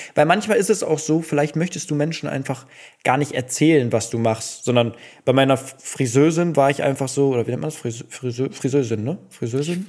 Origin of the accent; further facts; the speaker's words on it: Duisburg, North Rhine-Westphalia, Germany; also ich bin ja in Duisburg groß geworden